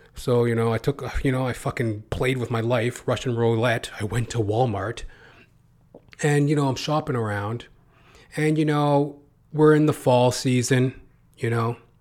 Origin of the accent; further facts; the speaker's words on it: Canada; I'm a Canadian